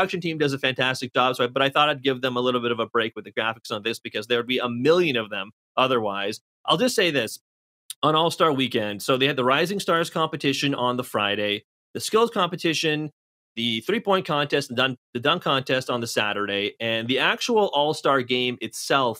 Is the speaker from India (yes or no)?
no; Toronto, Ontario, Canada; I'm from Toronto.